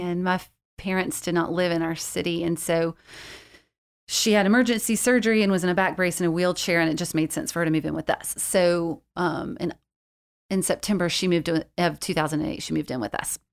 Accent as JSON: {"language": "English", "region": "South Georgia", "country": "United States", "tie": "born or raised there", "said": "I grew up in South Georgia"}